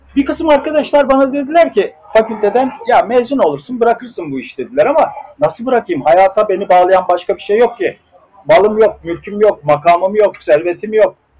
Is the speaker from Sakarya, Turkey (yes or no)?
yes; Hendek, Sakarya, Turkey; bir Karadenizli tütüncü ailesinin çocuğu olarak Atapazarı'nda Hendek kazasının bir tütüncü köyünde doğdum.